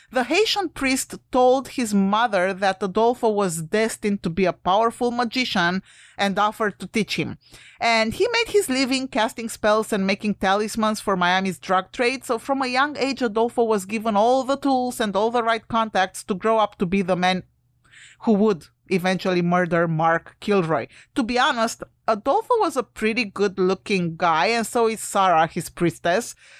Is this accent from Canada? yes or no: no; Romania; moved away; I'm from Romania originally